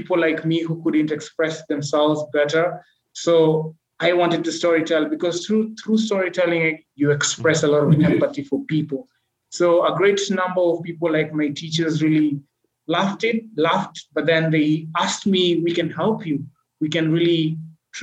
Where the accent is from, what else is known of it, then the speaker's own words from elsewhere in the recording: Malindi, Kilifi County, Kenya; I was born in a coastal town in Kenya called Malindi